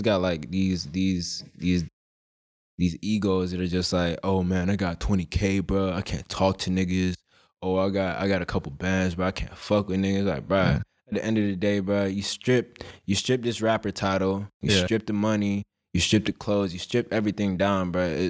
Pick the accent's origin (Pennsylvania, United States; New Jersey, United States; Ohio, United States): Pennsylvania, United States; Philadelphia; born there; Because I was, like, I was born in Philly.